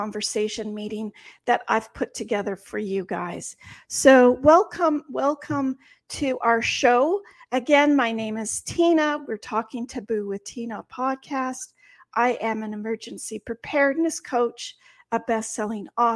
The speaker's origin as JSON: {"language": "English", "country": "Canada", "said": "we're Canadian"}